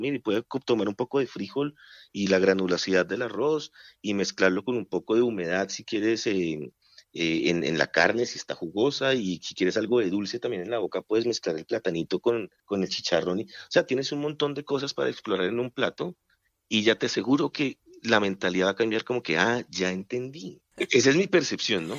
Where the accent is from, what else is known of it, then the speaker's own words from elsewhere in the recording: Colombia; nosotros también como colombianos somos regionalistas